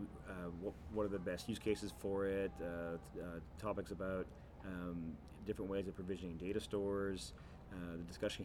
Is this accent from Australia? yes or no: no; Canada; me being Canadian